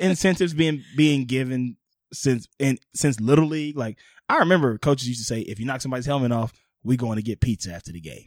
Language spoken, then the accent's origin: English; New Orleans, Louisiana, United States; moved away; also born or lived in Hollywood; my hometown New Orleans